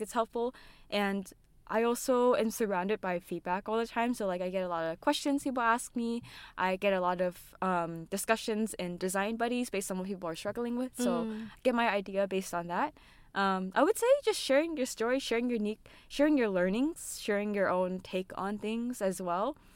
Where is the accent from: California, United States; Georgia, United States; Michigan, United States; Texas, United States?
California, United States; San Francisco Bay Area; I was born and raised in the U.S., in California, San Francisco Bay Area.